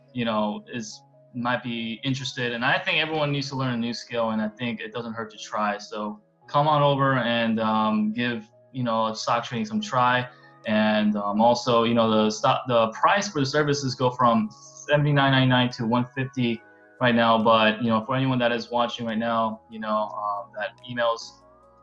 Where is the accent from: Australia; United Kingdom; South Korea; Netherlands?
South Korea; now in United States; I'm from Korea. So I was born in South Korea, moved in the States in the year 2000